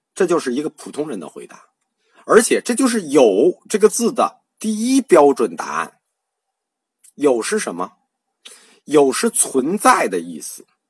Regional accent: China; 我们中国人

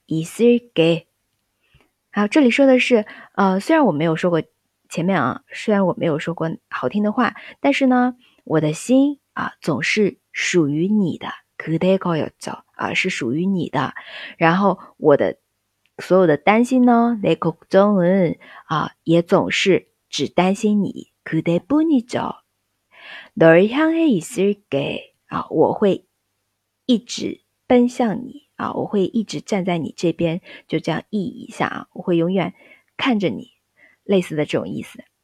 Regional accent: China; 就像我们中国人说数字八的时候

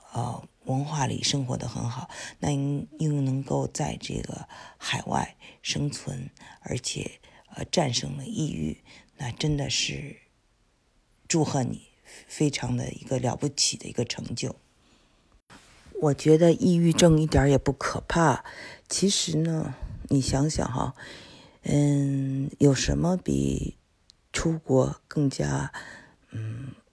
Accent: China; now in United States; 很多呃华呃我们中国人，嗯。背井离乡的之后的选择

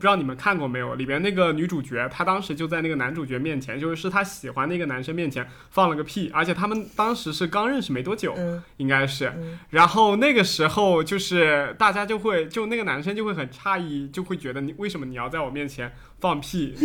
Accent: Fujian, China; 因为我是福建这边人， 我们老家有一种食物叫光饼

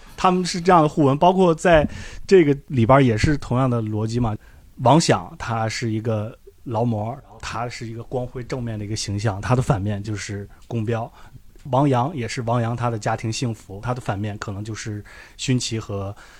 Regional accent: Handan, Hebei, China; 我老家的旁边就是一个钢铁厂，就是邯郸嘛，邯郸

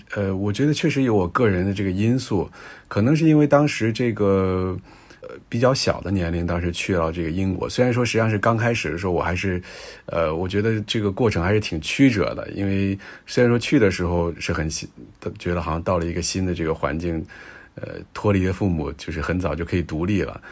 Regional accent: China; 咱们国家

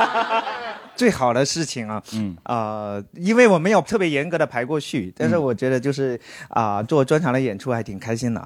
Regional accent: China; 我们中国人这个民族其实是特别隐忍的

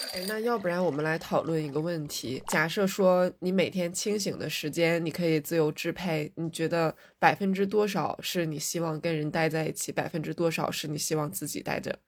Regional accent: Northeast China, China; 我小时候在餐厅里面很难看到一个人吃饭，尤其是东北的菜份比较大

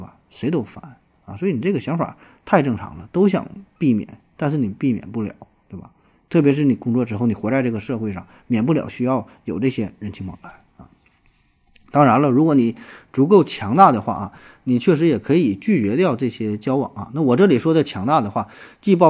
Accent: China; 就我们中国人绝大多数人的头发都是黑色的

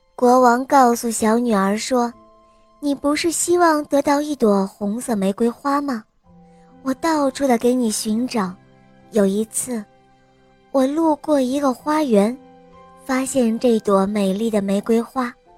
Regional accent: Jinan, Shandong, China; 我是岁半的，我来自济南

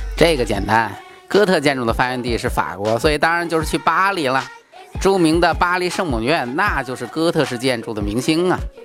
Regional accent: Jinan, Shandong, China; 我们市民的情节，我们济南人的情节

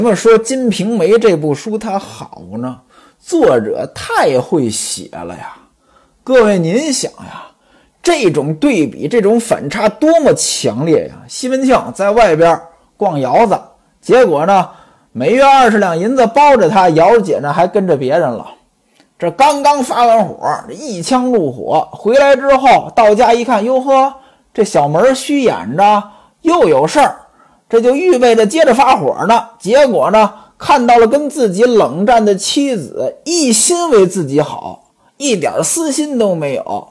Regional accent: Hebei, China; 在我们老家河北啊

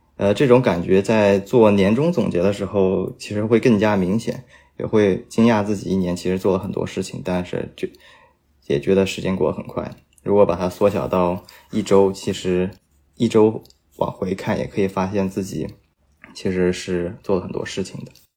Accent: Nanjing, Jiangsu, China; 我的家乡南京

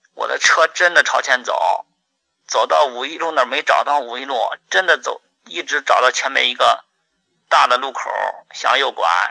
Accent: Henan, China; 我的老家，啊，就是新乡跟郑州中间的一个县城

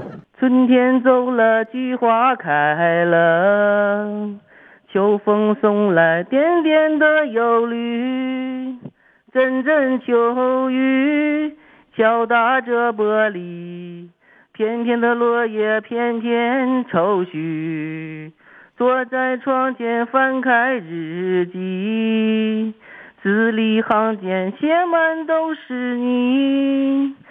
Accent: Jiagedaqi, Heilongjiang, China; also born or lived in Hailun; now in Harbin, China; 我对了，我出生地是黑龙江海伦市的。完

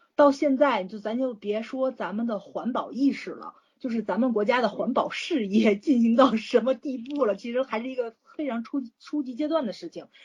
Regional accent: Tianjin, China; 我们天津这边

